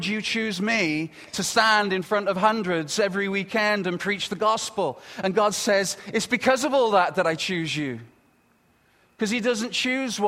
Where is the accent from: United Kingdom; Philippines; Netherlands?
United Kingdom; moved away as an adult; now in Canada; I'm very proud to be British. And I come from Britain